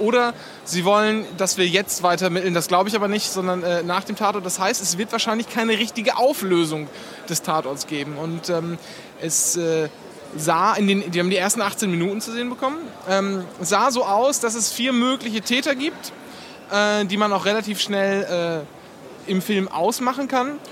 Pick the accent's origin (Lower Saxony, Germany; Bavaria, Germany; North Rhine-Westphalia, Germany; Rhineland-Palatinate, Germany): Lower Saxony, Germany; East Frisia; bei uns in Ostfriesland